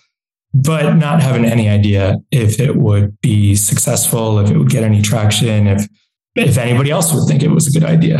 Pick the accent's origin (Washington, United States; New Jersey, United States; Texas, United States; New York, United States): New York, United States; now in El Salvador; I'm from New York originally